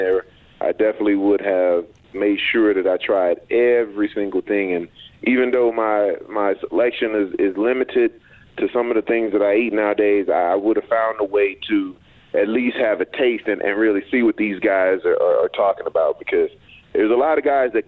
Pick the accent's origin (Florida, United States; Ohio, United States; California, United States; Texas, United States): Texas, United States; I'm from Texas